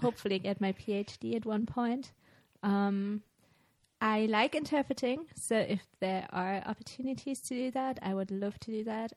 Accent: Germany; English is a second language; now in Austria; I'm originally from Germany

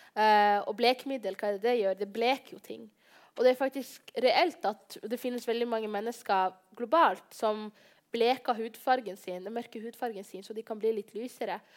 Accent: Bodø, Nordland, Norway; jeg kommer fra Bodø, og det er en liten by med 55 000, 55 000 innbyggere

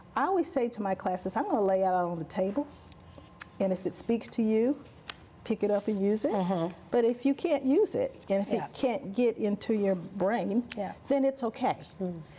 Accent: Alabama, United States; accent: Southern; I'm from Alabama

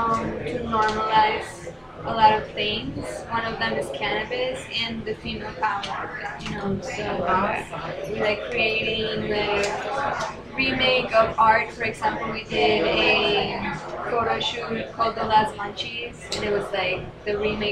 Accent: Medellin, Antioquia, Colombia; Thank you. From Medellin, Colombia. It's known as like the land of Pablo Escobar.

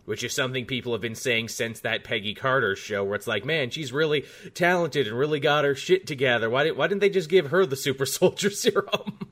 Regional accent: Australia; you and I come from Canada and Australia, respectively

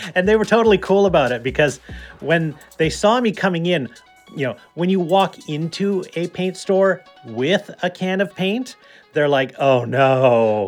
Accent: just outside of Toronto, Ontario, Canada; now in British Columbia, Canada; I grew up just outside of Toronto

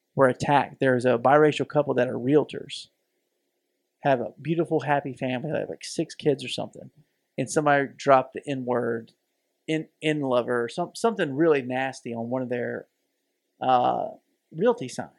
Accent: the South, United States; we both have bo-, been born and raised in the South

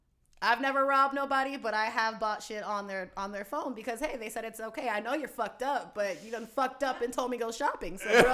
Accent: Florida, United States; now in Las Vegas, United States; But I came from Florida, so. Being in Vegas the last 4 years, I would definitely say that we have a lot in common.

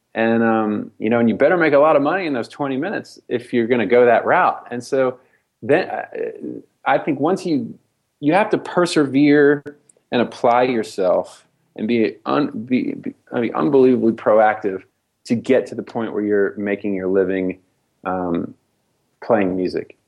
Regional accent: Nashville, Tennessee, United States; spiritual traditions that I grew up with in Nashville

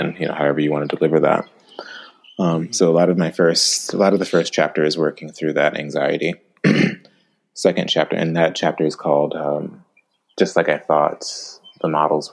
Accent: the South, United States; growing up in the South, I was basically able to graduate high school with a very low reading level

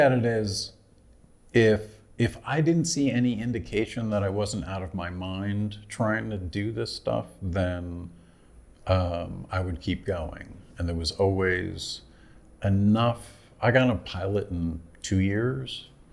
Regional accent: Poughkeepsie, New York, United States; also born or lived in Boston, Massachusetts; now in Los Angeles, United States; I'm originally from Poughkeepsie, New Yorkish area, and then I lived in Boston for 13 years

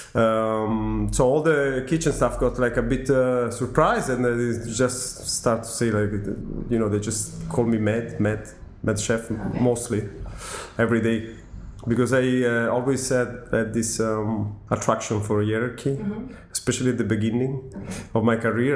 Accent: Milan, Lombardy, Italy; English is a second language; moved away as an adult; also born or lived in Los Angeles, United States; everything began in Milano, my, my hometown. I'm Italian, 39, from Milano.

